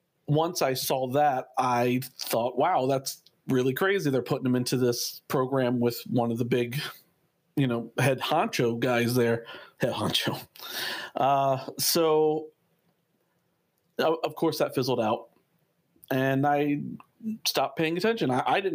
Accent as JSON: {"language": "English", "town": "Philadelphia", "region": "Pennsylvania", "country": "United States", "tie": "born or raised there", "said": "when I was a kid, growing up in Philadelphia"}